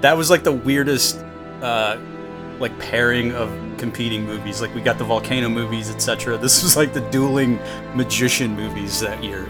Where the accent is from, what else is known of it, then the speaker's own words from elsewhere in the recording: Austin, Texas, United States; moved away; my hometown where they had a regatta at the Lake Austin